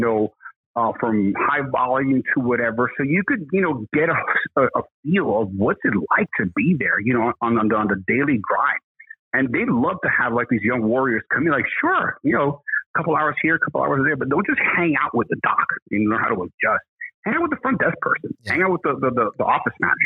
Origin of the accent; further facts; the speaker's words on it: New York City, New York, United States; we're from Brooklyn